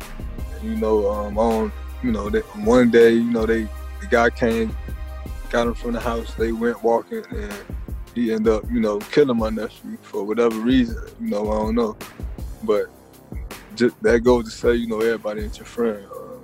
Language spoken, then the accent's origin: English; Miami, Florida, United States; moved away as an adult; now in Gwinnett County, Georgia, United States; I'm from Liberty City, Miami-Dade County, 305.